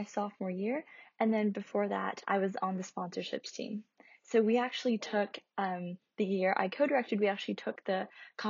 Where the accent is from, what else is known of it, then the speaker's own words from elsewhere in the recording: Tennessee, United States; moved away as an adult; I was born and raised in Tennessee